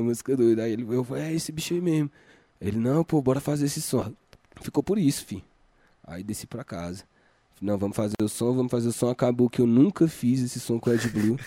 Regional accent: Planaltina, Goiás, Brazil; eu sou de Planaltina, mas eu não sou de Planaltina, porque como eu colava na Ceilândia lá com vocês, eu falava, mano, sou lá do, do de Brasilinha

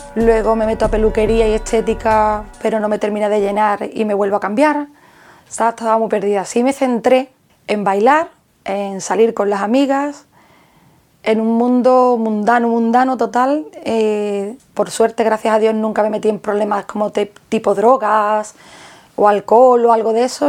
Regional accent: Jerez de la Frontera, Andalusia, Spain; Soy de Jerez

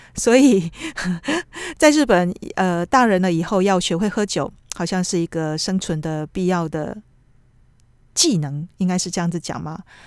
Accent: Taiwan; now in Tokyo, Japan; 那我们台湾人是可能你要吐的话，你自己偷偷摸摸，要吐之前你就去浴室，呃，厕所里面自己吐一吐

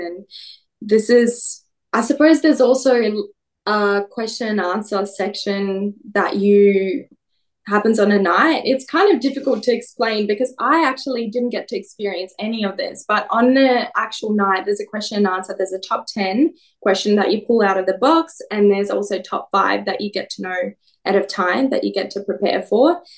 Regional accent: Perth, Western Australia, Australia; moved away as an adult; also born or lived in Russia; now in Melbourne, Australia; I'm Russian born, Perth bred, and Melbourne based.

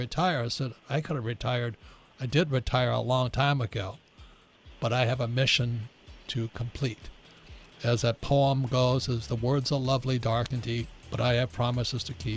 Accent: Hawaii, United States; I was growing up in Hawaii.

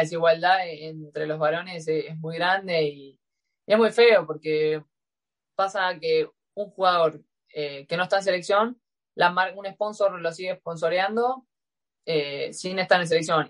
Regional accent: Rosquín, Santa Fe, Argentina; moved away; en el club Juventud Unida de Rosquín Club, de donde es mi pueblo, que es Rosquín

